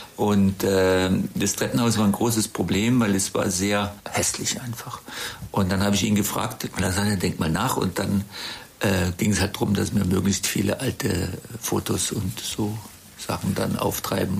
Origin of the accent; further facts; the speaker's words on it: Black Forest, near Titisee, Baden-Württemberg, Germany; moved away as an adult; also born or lived in Freiburg / Bonn / London / Monte Carlo; now in Traben-Trarbach, Germany; ich bin ja im Schwarzwald geboren. Meine Eltern hatten dort einen Landgasthof äh, in der Gegend vom Titisee